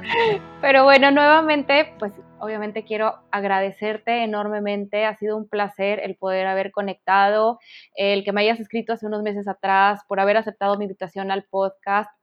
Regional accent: Mexico; en mi país, en México

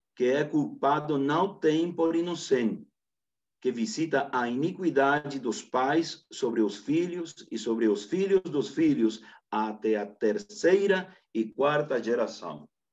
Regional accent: Camiri, Santa Cruz, Bolivia; Portuguese is a second language; eu sou de Santa Cruz, Bolívia, precisamente de uma localidade chamada Camiri

